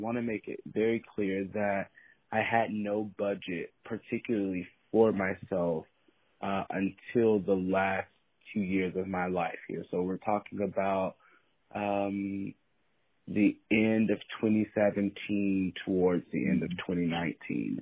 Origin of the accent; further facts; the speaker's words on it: East Coast, United States; also born or lived in Atlanta; now in Los Angeles, United States; I'm from the East Coast